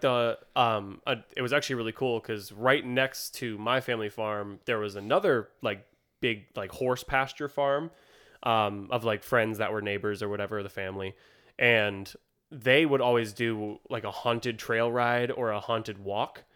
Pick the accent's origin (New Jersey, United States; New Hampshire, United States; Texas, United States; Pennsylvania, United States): New Hampshire, United States; Warner; my hometown, Warner